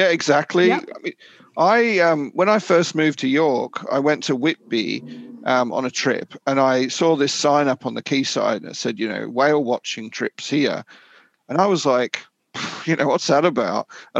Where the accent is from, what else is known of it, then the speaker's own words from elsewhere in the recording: Australia; also born or lived in Papua New Guinea; now in United Kingdom; Personally for me, I'm from Australia and New Guinea, and like I grew up with coral reefs and things like